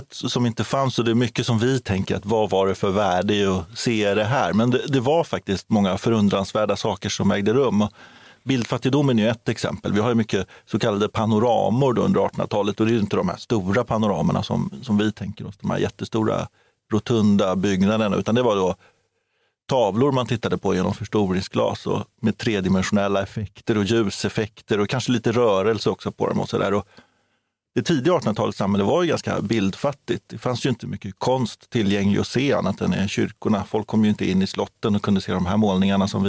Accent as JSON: {"language": "Swedish", "town": "Karlskrona", "region": "Blekinge", "country": "Sweden", "tie": "born or raised there", "said": "Ja, du har Karlskrona, min hemstad."}